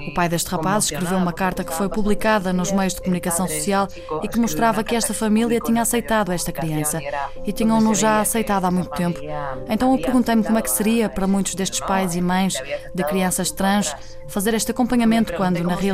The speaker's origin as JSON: {"language": "Portuguese", "region": "Basque Country", "country": "Spain", "tie": "born or raised there", "said": "aqui no País Vasco, numa aldeia muito próxima de onde nasci"}